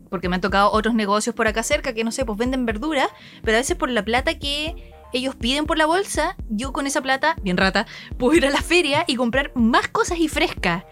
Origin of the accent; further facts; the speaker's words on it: Chile; now in Japan; somos chilenos, latinoamericanos